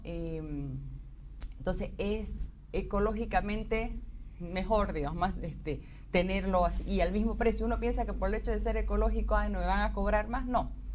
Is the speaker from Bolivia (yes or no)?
yes; Bolivia; nosotros como bolivianos sí tenemos la capacidad de hacerlo